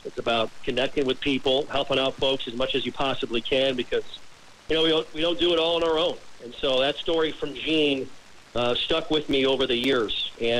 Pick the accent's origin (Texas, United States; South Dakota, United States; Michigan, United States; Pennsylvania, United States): South Dakota, United States; Mitchell; moved away as an adult; also born or lived in West Virginia; originally from a town called Mitchell, South Dakota.